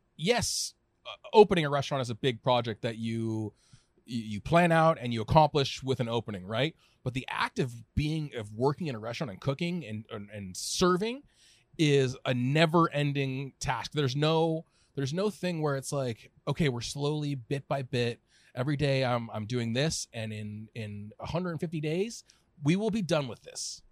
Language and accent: English; Southern California, United States; also born or lived in Orange County / Berkeley; now in San Francisco, United States; I'm a lifelong Californian. I grew up in Southern California.